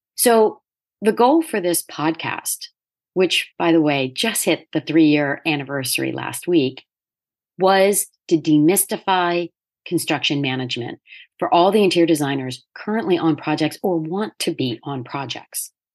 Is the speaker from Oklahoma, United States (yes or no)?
no; Delaware, United States; moved away as an adult; also born or lived in New York City; I ended up back in my home state of Delaware at the age of thirty